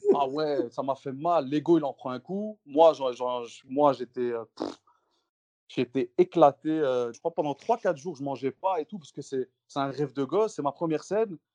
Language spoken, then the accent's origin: French; Brussels, Brussels-Capital Region, Belgium; chez nous, à Bruxelles